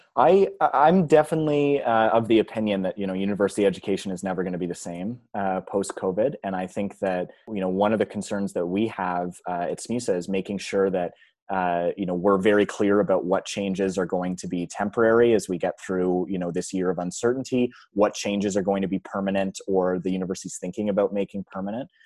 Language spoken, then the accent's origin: English; Georgetown, Ontario, Canada; moved away as an adult; now in Halifax, Canada; I grew up in, uh, Georgetown, which is a, a small community on Ontario, just north of Mississauga